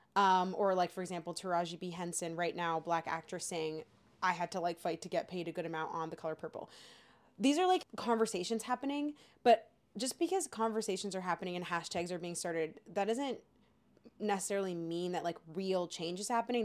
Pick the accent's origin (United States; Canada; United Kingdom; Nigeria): Canada; when we were growing up, as we said, we had Degrassi